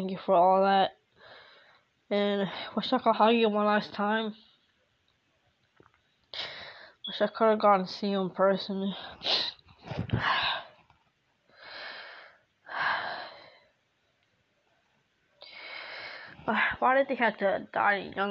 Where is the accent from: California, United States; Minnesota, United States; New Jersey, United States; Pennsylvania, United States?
Pennsylvania, United States; Philadelphia; moved away; my hometown in Philadelphia